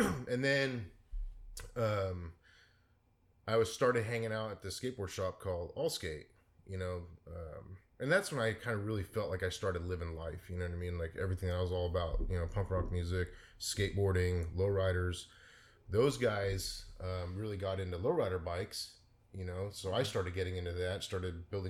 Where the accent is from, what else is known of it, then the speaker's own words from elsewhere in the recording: San Mateo, California, United States; in the Bay Area, yeah, mostly in San Mateo